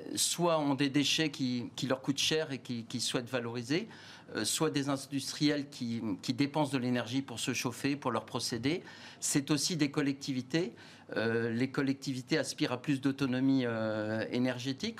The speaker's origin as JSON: {"language": "French", "country": "France", "said": "je suis français, fier d'être français"}